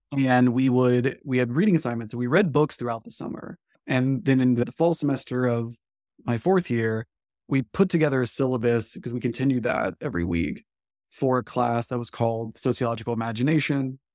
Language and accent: English; Live Oak, Florida, United States; I came to New College from Live Oak, Florida, which is a small sort of culturally, I think of it as a southern Georgia town